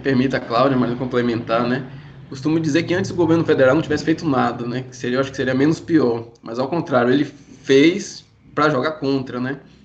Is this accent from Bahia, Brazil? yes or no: yes; Bahia, Brazil; Eu particularmente sou daqui da Bahia